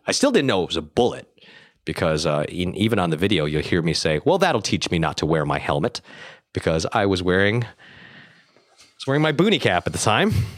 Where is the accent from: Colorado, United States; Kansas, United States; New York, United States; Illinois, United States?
New York, United States; Buffalo; moved away as an adult; also born or lived in Vietnam; now in Los Angeles, United States; I was born in Vietnam, but I was being raised in Buffalo, New York